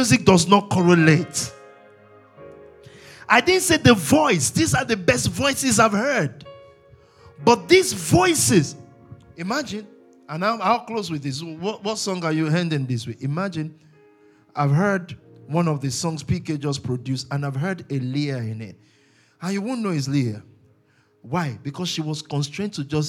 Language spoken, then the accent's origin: English; Nigeria; I was born in Nigeria